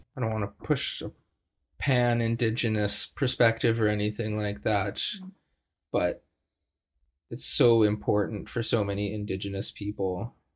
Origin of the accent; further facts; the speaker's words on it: Treaty 7 territory, Alberta, Canada; now in Victoria, Canada; I'm a prairie Métis. I grew up in Treaty 7 territory in Alberta